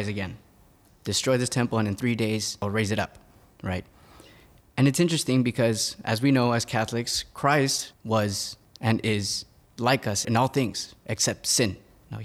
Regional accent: Laredo, Texas, United States; moved away as an adult; now in Philadelphia, United States; I'm originally from Texas. I'm from a border town called Laredo, Texas

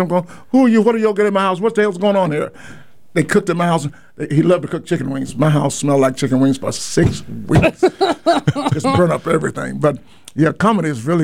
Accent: Atlanta, Georgia, United States; also born or lived in Las Vegas; I'm from Atlanta, Georgia

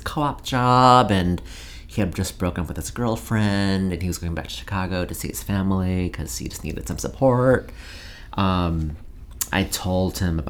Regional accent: France; I thought it was like, I'm originally from France, so FR.

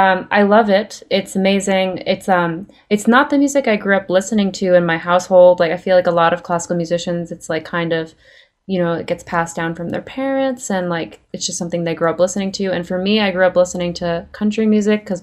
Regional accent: Long Island, New York, United States; now in Nashville, United States; I'm from Long Island, actually.

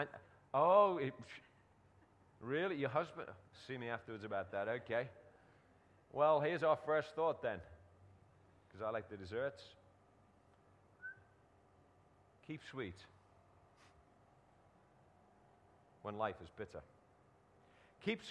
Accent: Liverpool, North West England, United Kingdom; where I was born in Liverpool

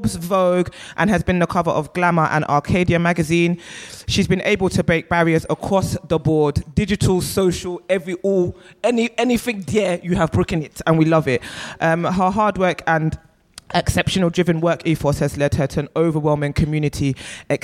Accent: London, United Kingdom; I'm also a South London girl for life. I grew up in Clapham, Brixton. I'm still living in South East London.

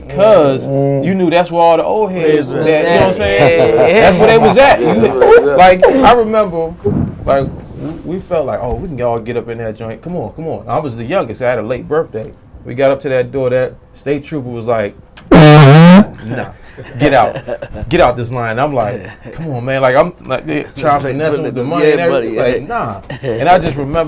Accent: Maryland, United States; I was from Maryland, my cousins were Southeast

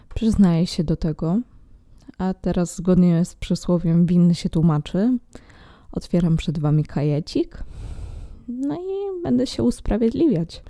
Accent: Poland; moved away as an adult; also born or lived in Netherlands; w moim rodowitym kraju

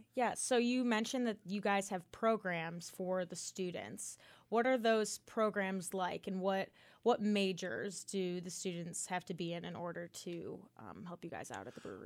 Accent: Chicago, Illinois, United States; now in Auburn, United States; I'm also from the north, too. I'm from Chicago

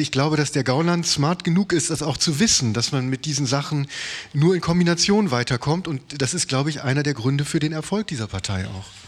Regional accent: West Germany, Germany; ich bin Westdeutscher

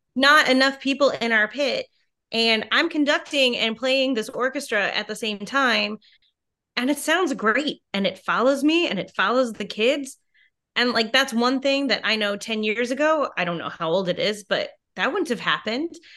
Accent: Merrill, Wisconsin, United States; moved away as an adult; also born or lived in New York City; where I'm from, Merrill, Wisconsin, which is really tiny

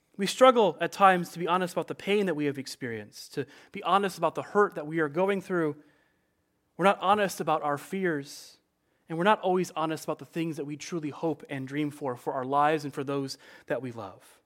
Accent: Chicago, Illinois, United States; I grew up in the Chicagoland area of Illinois

